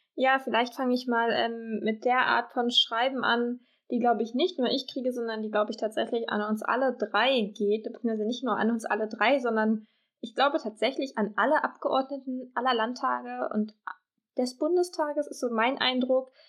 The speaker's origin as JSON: {"language": "German", "region": "Saxony", "country": "Germany", "said": "bei uns in Sachsen"}